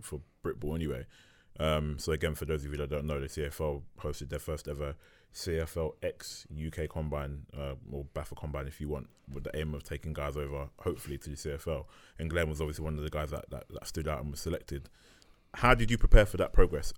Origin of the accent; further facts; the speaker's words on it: London, United Kingdom; I'm from North London, so I used to see Blitz training at Market Road